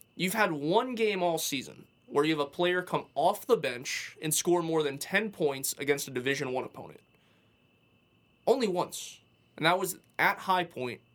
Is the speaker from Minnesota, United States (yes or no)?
no; Atlanta, Georgia, United States; I'm from the Atlanta area